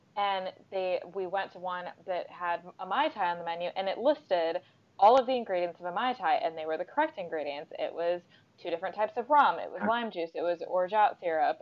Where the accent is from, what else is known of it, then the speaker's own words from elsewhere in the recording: United States; now in London, United Kingdom; I'm obviously American